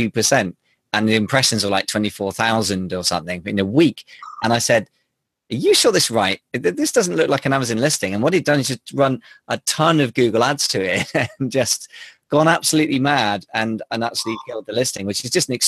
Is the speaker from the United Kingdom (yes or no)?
yes; United Kingdom; I am British after all